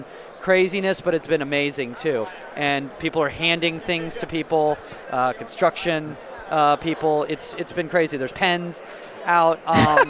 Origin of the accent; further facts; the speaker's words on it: United States; as a kid growing up in the United States